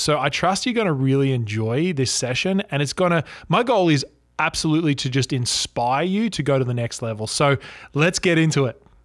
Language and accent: English; Cronulla, New South Wales, Australia; also born or lived in Toronto, Canada; I grew up in Australia, right, and, and I actually grew up near the beaches in a place called Cronulla. Now, Cronulla is, it's a little bit south of Sydney.